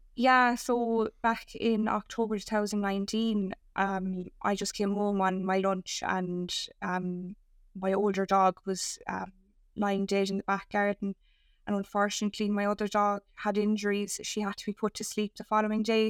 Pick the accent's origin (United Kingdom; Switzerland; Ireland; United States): Ireland; as us Irish